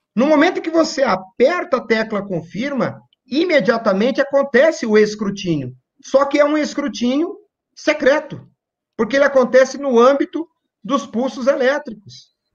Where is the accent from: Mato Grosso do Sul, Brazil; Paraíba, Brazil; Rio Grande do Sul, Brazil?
Mato Grosso do Sul, Brazil; Campo Grande; lá na minha cidade, em Campo Grande, Mato Grosso do Sul